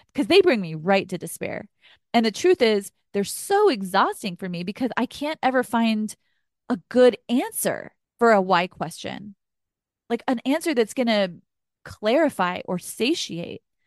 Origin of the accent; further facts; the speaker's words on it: Texas, United States; I grew up in Texas